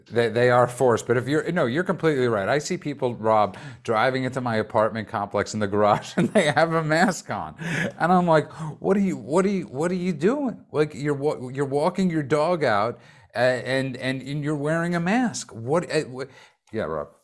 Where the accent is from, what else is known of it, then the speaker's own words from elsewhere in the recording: New York City, New York, United States; I grew up in Brooklyn